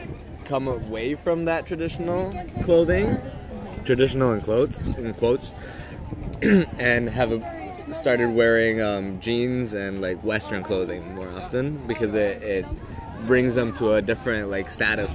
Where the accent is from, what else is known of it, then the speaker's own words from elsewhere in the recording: Guatemala; moved away; growing up in Guatemala, right?